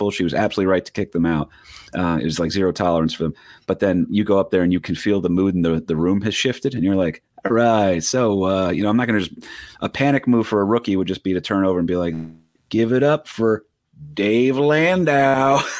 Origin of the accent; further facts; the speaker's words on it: Staten Island, New York, United States; Why are you not doing jokes about the street I grew up on in Staten Island?